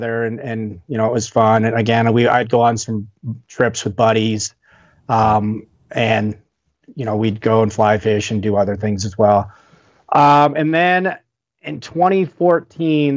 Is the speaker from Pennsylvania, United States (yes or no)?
no; Northwest Wyoming, United States; most kids growing up in Wyoming or Northwest Wyoming, fishing was just one of those things you did with your parents or your dad or whatever